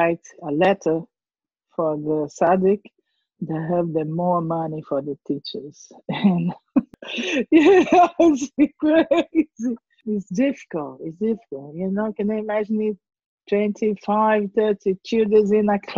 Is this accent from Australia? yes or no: no; Brazil; English is a second language; also born or lived in Portugal; now in London, United Kingdom; I'm born in Brazil. I'm Brazilian, but I come from Portugal